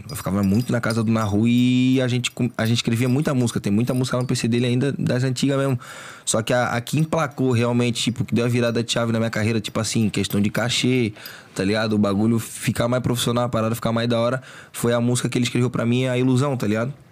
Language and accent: Portuguese; Florianópolis, Santa Catarina, Brazil; also born or lived in Agronômica, Florianópolis; now in Palhoça, Brazil; Eu nasci no centro. Só. Aí é no Morro do Mocotó, tá ligado? Pode crer. Aí depois, pequeno, eu saí de lá e fui lá pra Agronômica.